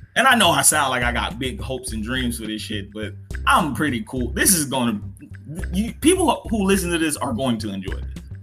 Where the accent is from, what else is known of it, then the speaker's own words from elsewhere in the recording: Dallas, Texas, United States; also born or lived in New Orleans, Louisiana; I was raised in Dallas, Texas.